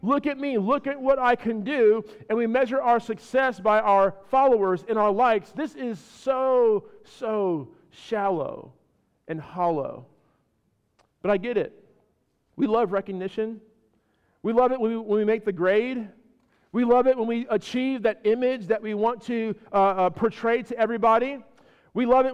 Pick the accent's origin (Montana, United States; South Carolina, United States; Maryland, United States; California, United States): California, United States; moved away as an adult; also born or lived in Chicago, Illinois / Ohio; Born in Chicago, raised in California, spent some time in Ohio for college, came down here